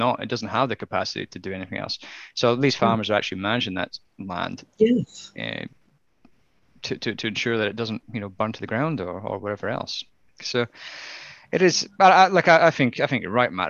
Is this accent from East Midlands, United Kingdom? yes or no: no; Scotland, United Kingdom; as a Scotsman